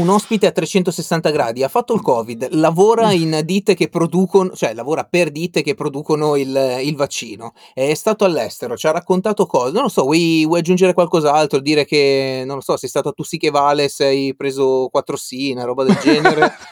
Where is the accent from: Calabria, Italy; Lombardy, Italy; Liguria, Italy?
Liguria, Italy; Albenga; moved away as an adult; io sono di Albenga